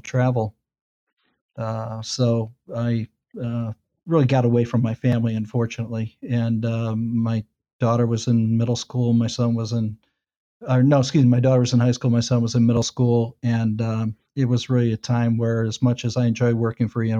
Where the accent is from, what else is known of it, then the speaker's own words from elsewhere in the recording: Westlake, Ohio, United States; I'm a Cleveland guy. I grew up in Westlake